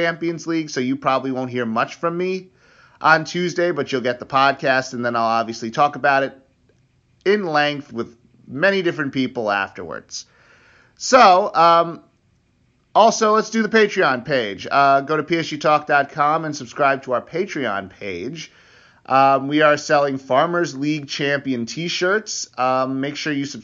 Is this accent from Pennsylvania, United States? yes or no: no; New York, United States; I'm from New York